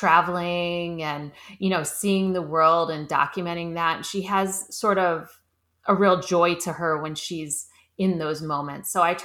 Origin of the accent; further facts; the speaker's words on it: Cleveland, Ohio, United States; moved away as an adult; now in Los Angeles, United States; No, I grew up in Cleveland, Ohio. Oh, right, Ohio. Cleveland. Mm-hmm. And then right after high school, I moved to LA.